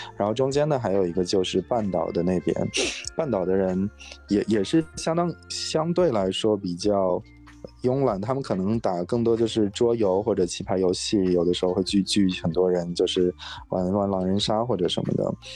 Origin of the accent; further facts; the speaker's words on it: Inner Mongolia, China; moved away as an adult; now in San Francisco Bay Area, United States; 我，我是内蒙古的，然后，但是来这边很久